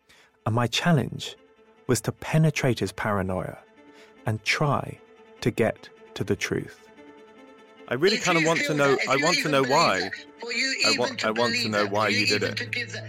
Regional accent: London, United Kingdom; Hi, I'm a journalist from London

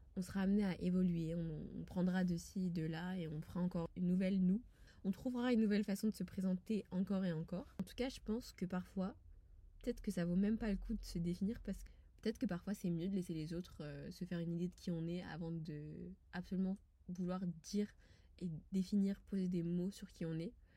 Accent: France; je suis française quand je suis à l'étranger. Pour moi cela va de soi, j'y suis née, j'y ai grandi et j'y vis

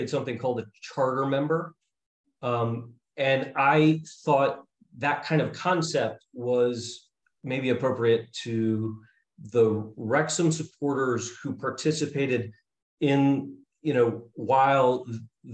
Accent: New York City, New York, United States; now in Baltimore, United States; I grew up in Brooklyn, New York

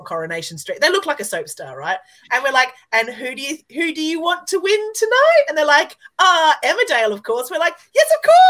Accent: Australia; I get a lot of away with a lot of stuff for being Australian and quite naive.

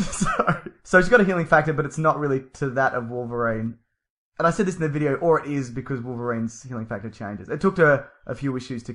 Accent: Australia; I'm so Australian.

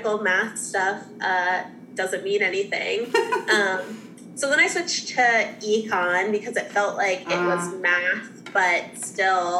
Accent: New Jersey, United States; moved away as an adult; also born or lived in Boston, Massachusetts / North Carolina / Louisville; I'm originally from South Jersey, like right outside of Philly

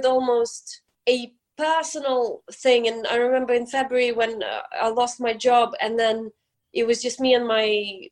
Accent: Ukraine; now in London, United Kingdom; we go back to Ukraine, to my hometown

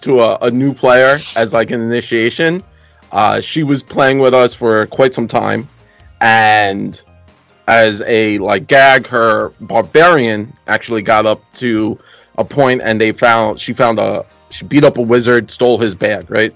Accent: New York City, New York, United States; that's what happens when you grow up in Brooklyn

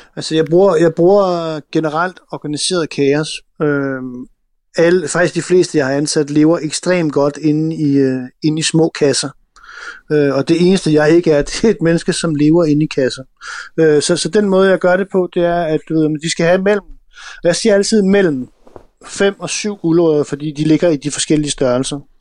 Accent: Denmark; jeg kommer også fra Jylland

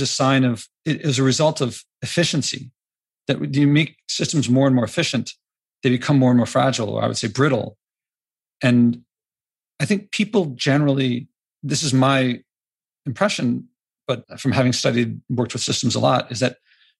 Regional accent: United States; as an American

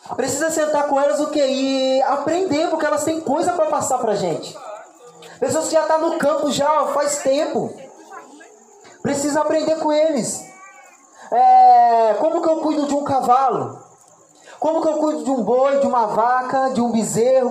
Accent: Barra Mansa, Rio de Janeiro, Brazil; eu sou do Rio de Janeiro e lá na minha cidade, Barra Mansa

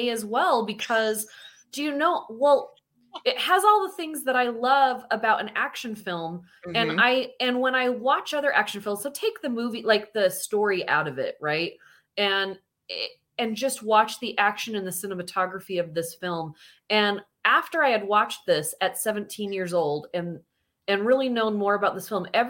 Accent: Utah, United States; from Utah

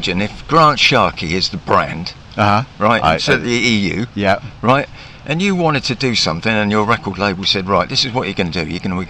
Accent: Southampton, South East England, United Kingdom; I'm from Southampton

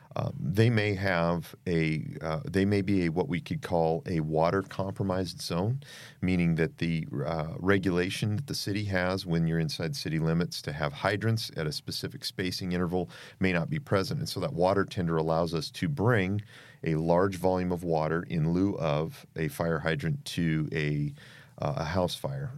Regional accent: Boise, Idaho, United States; moved away as an adult; also born or lived in Tucson, Arizona; I was born in Boise, Idaho, um, and have spent a lot of my youth back and forth in the state of Idaho

